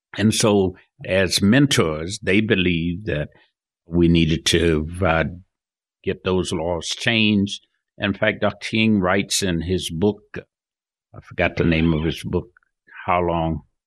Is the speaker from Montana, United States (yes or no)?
no; Georgia, United States; moved away as an adult; also born or lived in Florida; now in Salt Lake City, United States; Born and reared in Georgia, grew up there, went through high school, left to go to college.